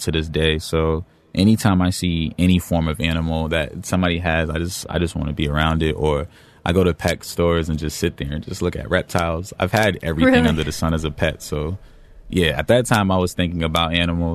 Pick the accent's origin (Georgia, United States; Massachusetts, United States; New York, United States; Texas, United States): Massachusetts, United States; Boston; I grew up in Dorchester, specifically off of Geneva Ave